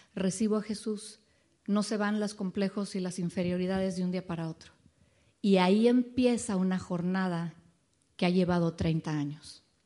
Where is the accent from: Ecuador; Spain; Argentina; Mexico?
Mexico; Mexico City; moved away as an adult; now in Dallas, United States; nacimos en la Ciudad de México, ahí crecimos, ahí nos conocimos